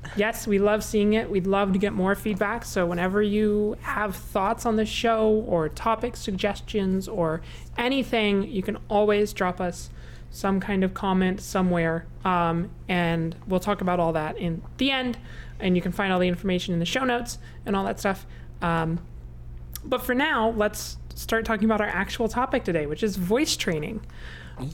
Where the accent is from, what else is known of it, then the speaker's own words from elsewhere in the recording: United States; we're American